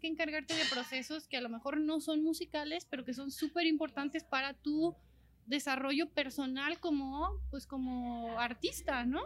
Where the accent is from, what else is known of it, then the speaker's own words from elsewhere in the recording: Mexico; jamás había salido de, de México